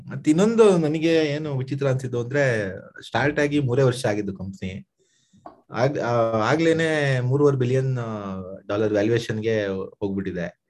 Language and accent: Kannada; India; ನಮ್ ಭಾರತೀಯರು ನಾವು